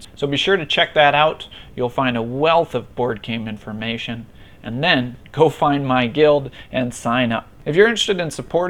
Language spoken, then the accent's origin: English; Minnesota, United States; now in Buffalo, United States; I'm originally from Minnesota